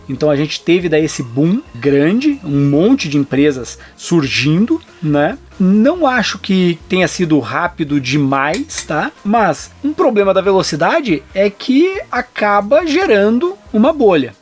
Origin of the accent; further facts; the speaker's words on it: Brazil; also born or lived in Germany; o único brasileiro maluco que morava na Alemanha no início, mas depois vinha do Brasil para lá